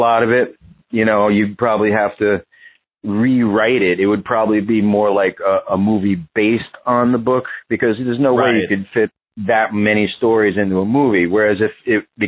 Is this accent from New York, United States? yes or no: yes; New York, United States; in the 80s growing up on the Lower East Side